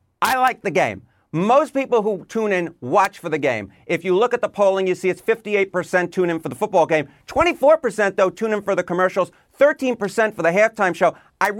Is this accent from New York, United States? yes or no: yes; New York City, New York, United States; I'm not from Buffalo. I'm from the Bronx.